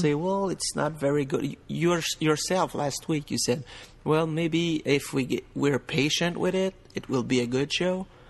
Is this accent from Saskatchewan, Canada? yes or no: no; Quebec, Canada; accent: French Canadian; English is a second language; I talking, talking to you straight from, uh, French Canada